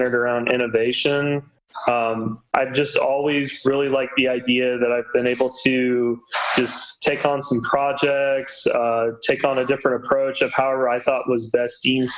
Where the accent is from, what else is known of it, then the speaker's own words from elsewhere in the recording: South Carolina, United States; also born or lived in Texas; now in Austin, United States; I am actually originally from the Carolinas, so South Carolina